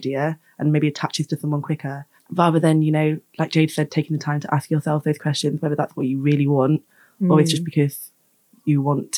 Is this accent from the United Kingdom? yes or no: yes; Hull, Yorkshire and the Humber, United Kingdom; moved away; people I went to school with back home, so I'm from Hull